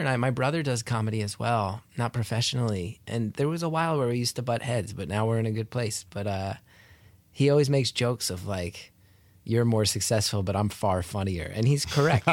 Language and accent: English; New Jersey, United States; I grew up in North Jersey